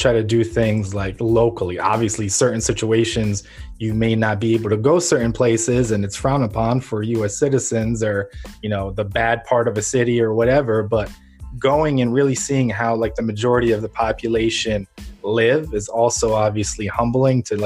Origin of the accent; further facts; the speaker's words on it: Ukraine; now in United States; I'm originally from Ukraine